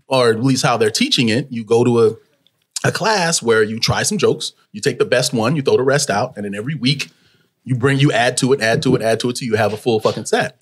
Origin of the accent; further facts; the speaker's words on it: Los Angeles, California, United States; I was born in Pacoima, California which is in the valley